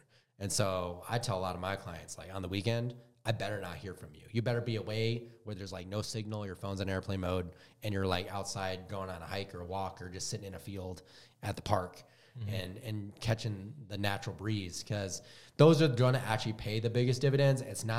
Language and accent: English; Wisconsin, United States; now in Utah, United States; I'm from Wisconsin, and I've always hated the cold.